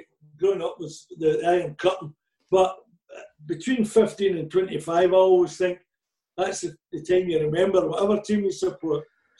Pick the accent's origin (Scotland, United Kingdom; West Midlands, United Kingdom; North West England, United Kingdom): Scotland, United Kingdom; Rutherglen; also born or lived in London; I was born in London and my mother disappeared. There's a lot of people did in the war. My father brought me up to my granny in Rutherglen.